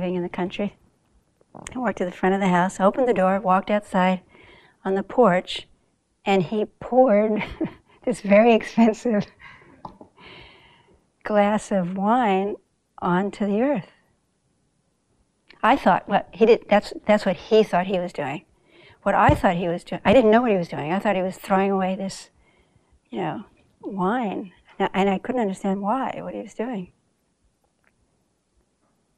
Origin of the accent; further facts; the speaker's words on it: Southern California, United States; moved away as an adult; also born or lived in Bronx, New York / Africa; now in New York, United States; I was born here, you know, in the Bronx. But I grew up mostly in Southern California